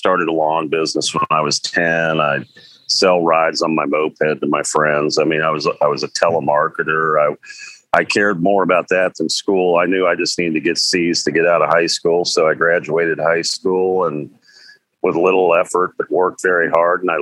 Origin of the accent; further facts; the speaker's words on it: Cincinnati, Ohio, United States; the … were breaking out of Cincinnati. Yeah. They're from my hometown.